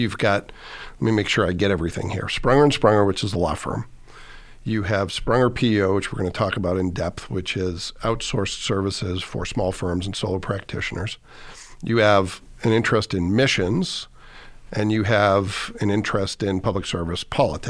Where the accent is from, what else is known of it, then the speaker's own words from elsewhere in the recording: Massachusetts, United States; now in Fort Wayne, United States; I grew up in Massachusetts and moved here.